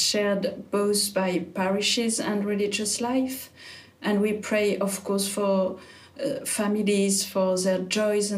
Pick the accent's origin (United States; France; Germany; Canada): France; I'm French